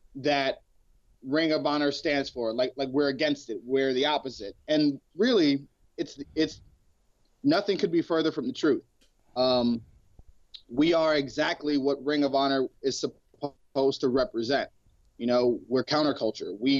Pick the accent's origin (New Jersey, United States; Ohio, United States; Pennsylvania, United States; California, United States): Ohio, United States; Cleveland; growing up in Cleveland, we used to hustle kids.